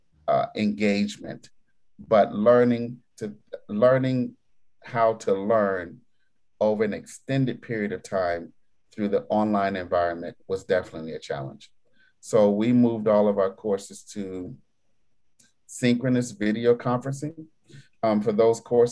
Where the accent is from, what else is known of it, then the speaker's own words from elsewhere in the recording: New York, United States; being a New Yorker